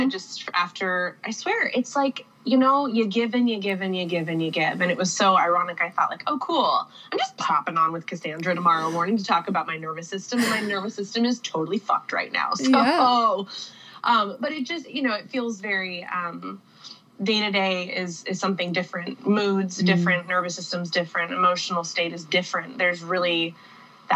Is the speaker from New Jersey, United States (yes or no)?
no; Whidbey Island, Pacific Northwest, Washington, United States; also born or lived in East Coast, United States / West Coast, United States; I lived on East Coast, West Coast, and then my family landed on Whidbey Island in the Pacific Northwest